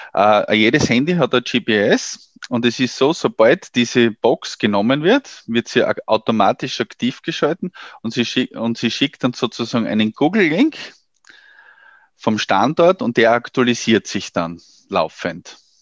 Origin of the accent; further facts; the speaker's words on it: Austria; bei uns in Österreich